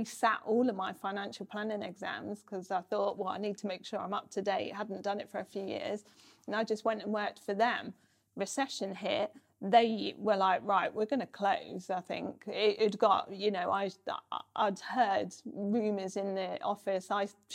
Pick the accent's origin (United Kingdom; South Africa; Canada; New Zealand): United Kingdom; moved away as an adult; now in North of England, United Kingdom; I'd grown up on the South Coast